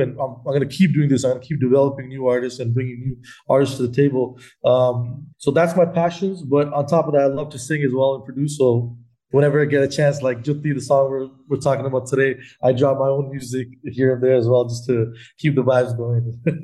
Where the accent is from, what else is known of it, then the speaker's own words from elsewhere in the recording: Canada; being Canadian